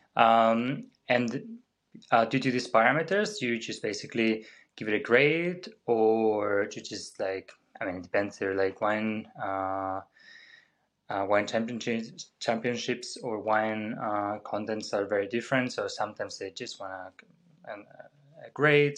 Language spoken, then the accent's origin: English; Spain; moved away as an adult; now in Vienna, Austria; I'm originally from Spain, but been living in Vienna for ten ye-, over ten years now